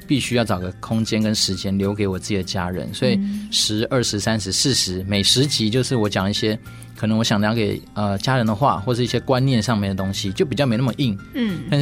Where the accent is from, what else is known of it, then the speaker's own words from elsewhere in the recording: China; 哦，你也知道，我们中国人还是有一些很奇怪的美德。